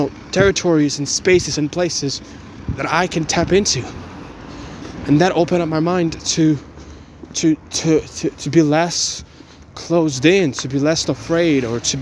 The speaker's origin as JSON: {"language": "English", "country": "Ukraine", "tie": "born or raised there", "second_language": "English", "moved": "yes", "lives_now": "Bulgaria", "said": "I was born in Ukraine and my family moved to Bulgaria"}